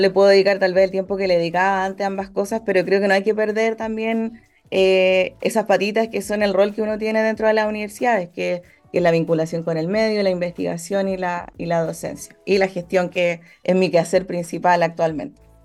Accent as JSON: {"language": "Spanish", "town": "Santiago", "region": "Santiago Metropolitan Region", "country": "Chile", "also_born_or_lived": "Concepción / Atacama", "moved": "as an adult", "said": "Soy santiaguina, eh, santiaguina rehabilitada, siempre yo lo menciono porque... Estudié el pregrado y el posgrado en Santiago"}